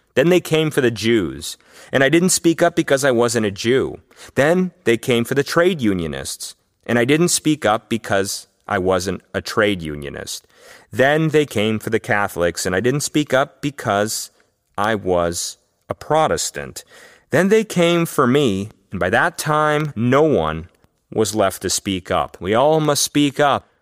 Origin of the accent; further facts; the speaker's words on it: Los Angeles, California, United States; I grew up in Los Angeles